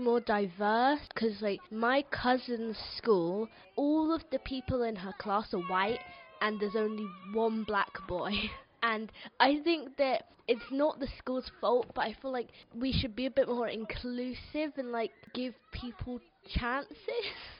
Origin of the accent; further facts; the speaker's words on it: Ghana; I come from Ghana. My mum is white and my dad is black.